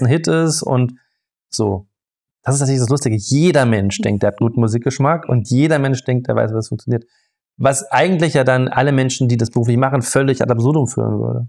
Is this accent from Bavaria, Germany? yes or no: no; Freiburg, Baden-Württemberg, Germany; ich bin im Schwarzwald aufgewachsen, ähm, also in Freiburg